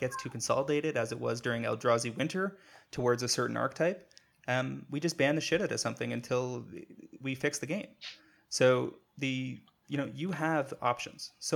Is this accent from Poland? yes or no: no; Canada; I'm a Canadian